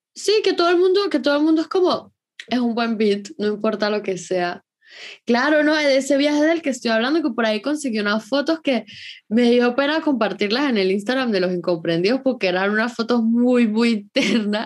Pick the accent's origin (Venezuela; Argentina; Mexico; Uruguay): Venezuela; moved away; en mi país el efectivo se vende